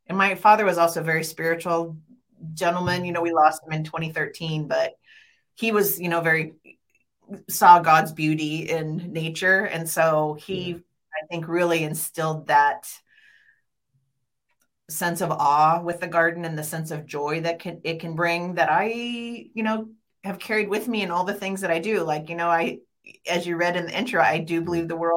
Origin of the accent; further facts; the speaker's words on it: St. Helens, Oregon, United States; I grew up in St. Helens and then I went to the University of Oregon